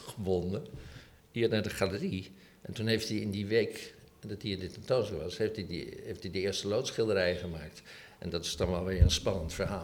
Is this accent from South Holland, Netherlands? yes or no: yes; Rotterdam, South Holland, Netherlands; moved away as an adult; also born or lived in Amsterdam; Ik kwam uit Rotterdam